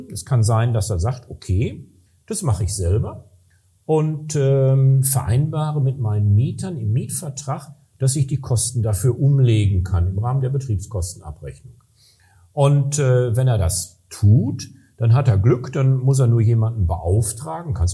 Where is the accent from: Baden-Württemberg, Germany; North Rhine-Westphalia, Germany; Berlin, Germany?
North Rhine-Westphalia, Germany; Recklinghausen; da hatten wir in Nordrhein-Westfalen, ich komme aus Recklinghausen, das ist ein relativ schneearmes Gebiet